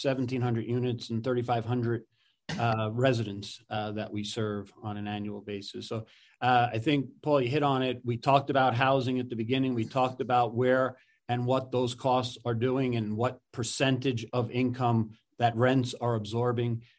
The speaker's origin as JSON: {"language": "English", "region": "New York", "country": "United States", "tie": "born or raised there", "said": "growing up in New York, my dad was out working 7 days a week."}